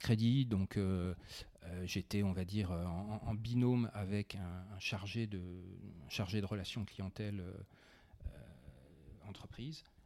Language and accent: French; Besançon, Bourgogne-Franche-Comté, France; Je suis provincial. J'ai grandi à Besançon.